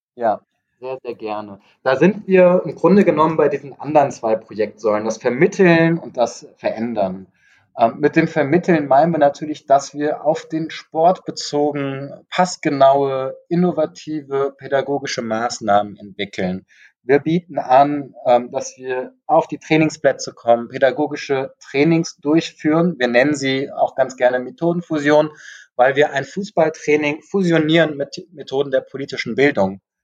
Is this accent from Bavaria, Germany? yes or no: no; Frankfurt, Hesse, Germany; ich komme auch aus Frankfurt, wir leben hier in einer großen Multikulti-Stadt